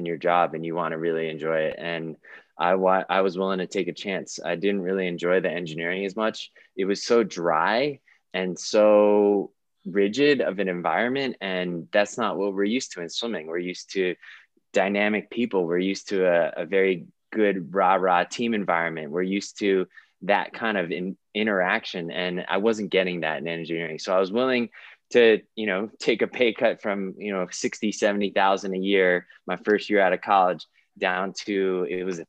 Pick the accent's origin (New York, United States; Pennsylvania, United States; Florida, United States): New York, United States; New York City; moved away as an adult; also born or lived in Virginia; now in Colorado Springs, United States; I grew up in New York City, swam for a YMCA there growing up